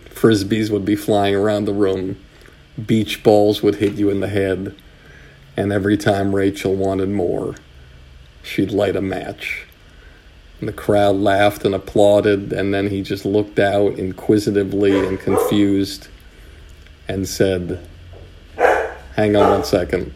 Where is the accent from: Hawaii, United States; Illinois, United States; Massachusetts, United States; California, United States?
Massachusetts, United States; Longmeadow; moved away; some camps around New England where I was from. I was from Longmeadow, Massachusetts